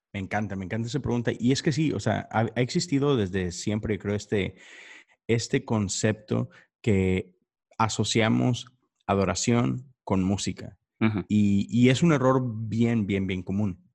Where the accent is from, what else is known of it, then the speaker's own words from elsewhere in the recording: Monterrey, Nuevo León, Mexico; now in Houston, United States; yo estoy en, Houston, Texas, pero soy de Monterrey, México.